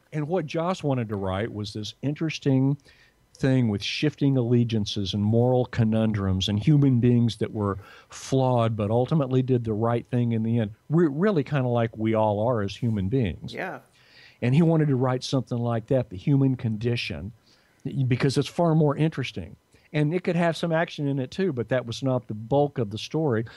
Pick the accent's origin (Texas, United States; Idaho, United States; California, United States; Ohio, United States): Texas, United States; Dallas; now in Los Angeles, United States; dallas where i was from